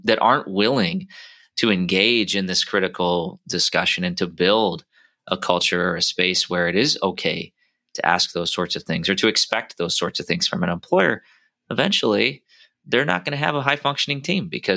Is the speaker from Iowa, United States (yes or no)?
yes; Iowa, United States; we come from the Midwest, you know, we have a saying called Iowa nice